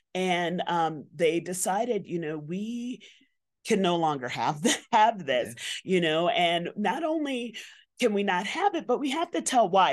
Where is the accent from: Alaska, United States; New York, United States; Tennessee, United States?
New York, United States; New York City; I grew up in Bronx, New York